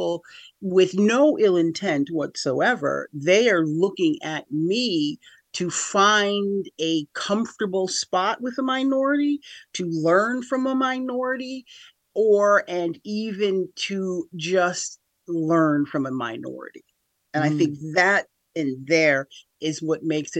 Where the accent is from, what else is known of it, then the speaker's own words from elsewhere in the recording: Schenectady, New York, United States; also born or lived in Niskayuna; I'm from here, the Capital Region of New York, born and raised in Schenectady. Grew up half and half, as it were. So I grew up half in Niskayuna and then half in Schenectady, the city of Schenectady